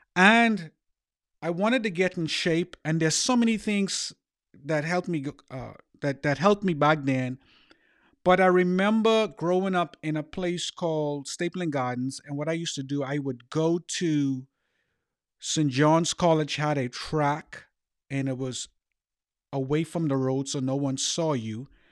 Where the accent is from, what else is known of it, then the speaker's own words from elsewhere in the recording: Bahamas; growing up in the Bahamas